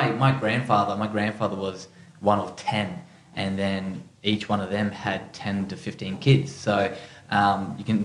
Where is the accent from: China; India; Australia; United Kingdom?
Australia; Innisfail, Queensland; originally in Innisfail, far north Queensland. Yeah, grew up there, born and bred